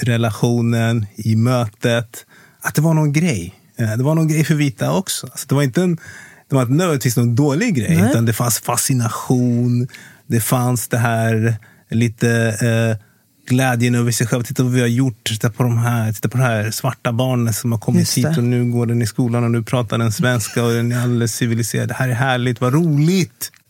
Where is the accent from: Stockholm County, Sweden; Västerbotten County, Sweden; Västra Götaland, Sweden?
Stockholm County, Sweden; Kungsängen; also born or lived in Congo; jag är uppväxt i Kungsängen. Nord, nord, nordväst om Stockholm.